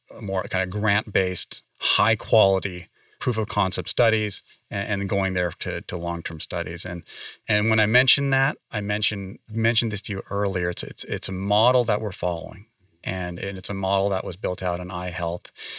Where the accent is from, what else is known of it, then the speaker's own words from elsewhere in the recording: San Francisco Bay Area, California, United States; moved away as an adult; also born or lived in East Coast; now in Las Vegas, United States; I grew up in the San Francisco Bay Area